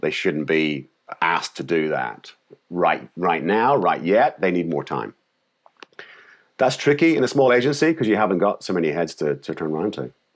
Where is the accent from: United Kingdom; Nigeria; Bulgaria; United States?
United Kingdom; Northern Ireland; moved away; I came from Ireland, Northern Ireland